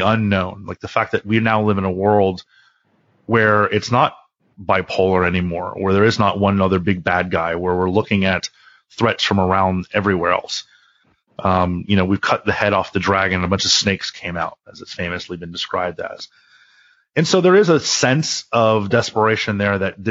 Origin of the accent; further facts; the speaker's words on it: Miami, Florida, United States; I grew up in Miami